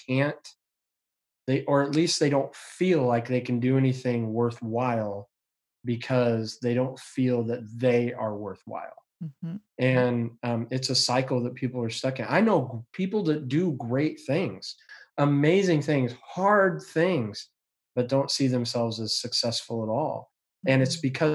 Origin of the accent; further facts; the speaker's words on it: Yakima, Washington, United States; I've been growing up in Yakima